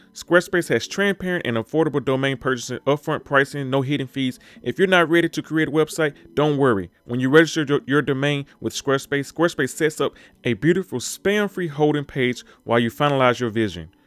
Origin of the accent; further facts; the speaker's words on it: Mississippi, United States; I was born and raised in Mississippi